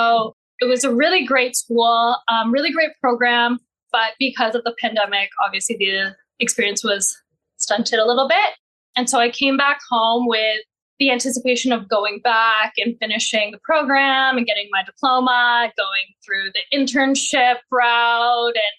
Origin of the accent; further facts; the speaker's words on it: Mississauga, Ontario, Canada; I am Canadian born and raised in Mississauga